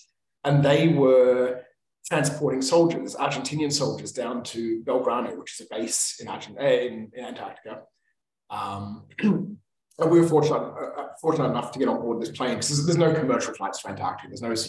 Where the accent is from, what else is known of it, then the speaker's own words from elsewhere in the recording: Australia; Because I come from Australia, there's no real snow in Australia.